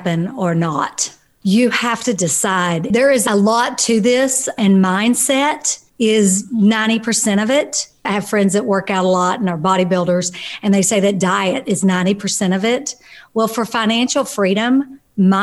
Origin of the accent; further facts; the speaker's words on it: Kentucky, United States; I was raised in Kentucky